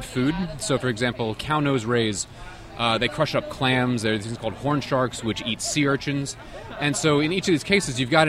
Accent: Long Island, New York, United States; I grew up in New York on Long Island and on the south shore of Long Island, always around the beach, always around the water

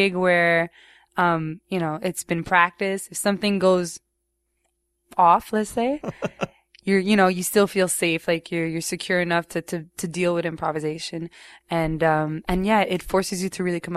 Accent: Montreal, Quebec, Canada; I grew up in Roxborough, which is the west side of the island, because Montreal is an island. So it's the west side, very English kind of neighborhood

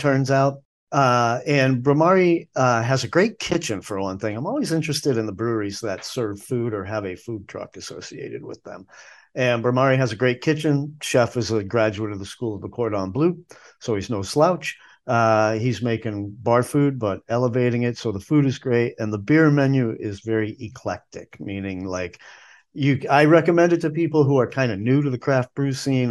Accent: the North, United States; now in Nashville, United States; I grew up up north

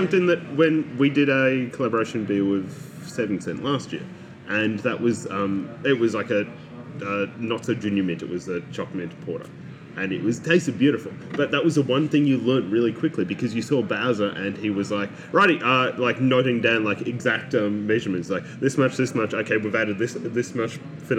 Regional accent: Ballarat, Victoria, Australia; I grew up in Ballarat

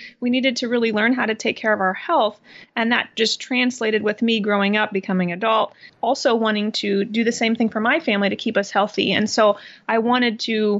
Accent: Midwest, United States; I was born and raised in the Midwest, and I went to University of Iowa to become a nurse

